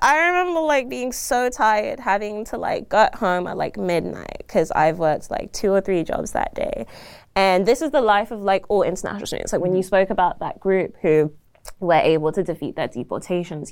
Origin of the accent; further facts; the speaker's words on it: London, United Kingdom; moved away as an adult; now in Toronto, Canada; I was born and raised in London, um, from South London, Croydon